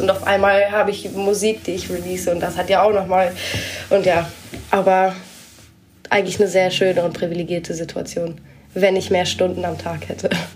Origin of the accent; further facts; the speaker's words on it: Berlin, Germany; ich bin halt hier mehr im Westen aufgewachsen, wo einfach super wenig los ist.